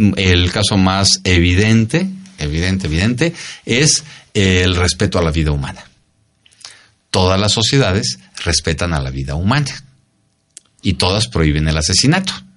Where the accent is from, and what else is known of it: Mexico